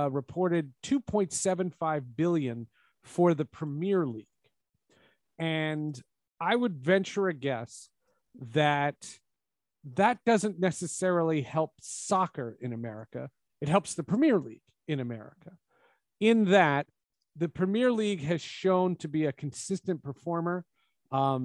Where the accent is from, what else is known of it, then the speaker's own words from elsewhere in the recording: New York, United States; I grew up in New York